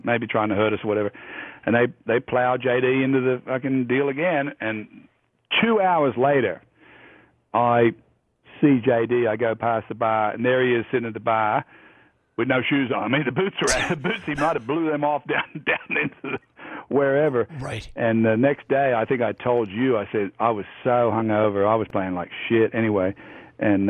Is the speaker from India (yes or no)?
no; Australia; moved away as an adult; now in United States; I'm Australian